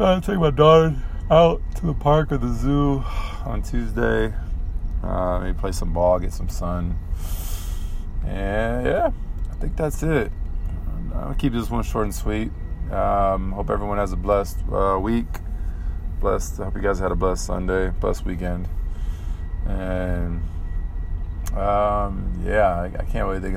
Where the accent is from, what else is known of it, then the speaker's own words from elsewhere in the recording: San Diego, California, United States; we're from San Diego, California